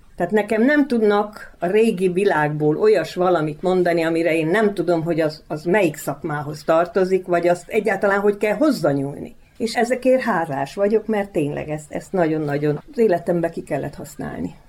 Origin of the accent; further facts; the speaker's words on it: Transylvania, Romania; moved away as an adult; also born or lived in Békéscsaba, Hungary / Vojvodina, Serbia; now in Pačir, Serbia; erdélyi születésű vagyok, minden rokonom, mindenki erdélyi székely